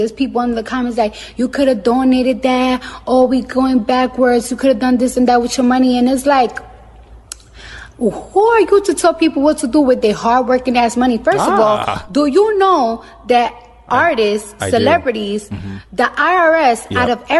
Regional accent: New York, United States; because I'm from New York and the streets is always dirty.

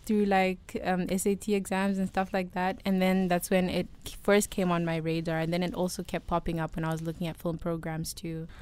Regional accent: South Africa; moved away as an adult; now in United States; I miss the maize from back home

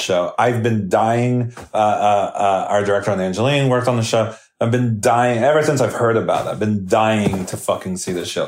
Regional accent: New Jersey, United States; I grew up in South Jersey

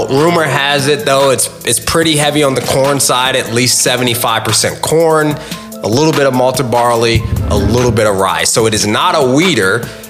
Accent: Virginia, United States; Because Kentucky used to be a part of my home state.

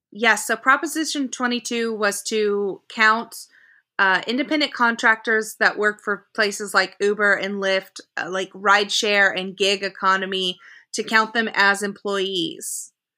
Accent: Oklahoma, United States; I grew up in Oklahoma

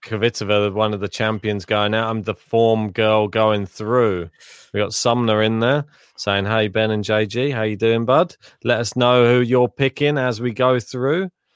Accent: England, United Kingdom; we are from England

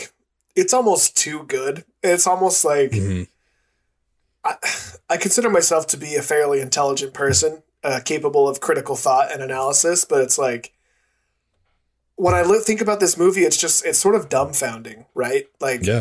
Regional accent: United States; as an American, it's different living in America

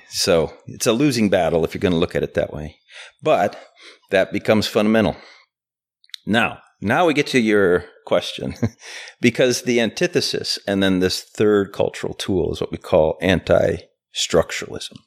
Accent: Chicago, Illinois, United States; I was born in Chicago

